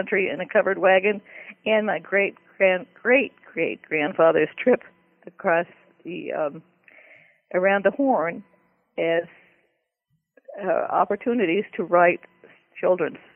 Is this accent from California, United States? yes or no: yes; Berkeley, California, United States; I belonged to the Young Authors Club of the Berkeley Daily Gazette where I was growing up in California.